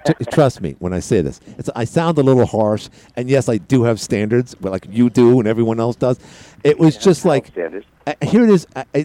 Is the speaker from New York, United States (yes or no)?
yes; New York, United States; We're from New York